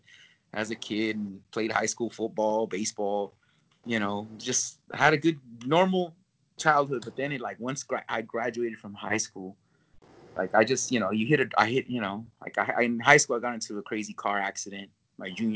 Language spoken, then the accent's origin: English; California, United States; I'm not from Texas. I'm from California